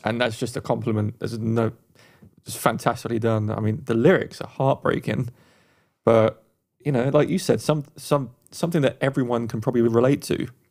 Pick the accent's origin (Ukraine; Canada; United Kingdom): United Kingdom; England; now in United States; being Eng, an Englishman in America, I don't hear my own accent a lot